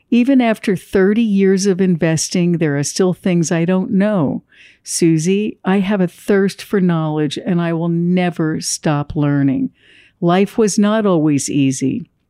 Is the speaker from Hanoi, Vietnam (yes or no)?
no; Ho Chi Minh City, Vietnam; born there; moved away; I was born in Saigon during the Vietnam War and in 1975 lived through the total collapse of the city. In 1978, my family, with just the clothes on our backs, boarded a boat in the middle of the night to seek freedom from communist Vietnam.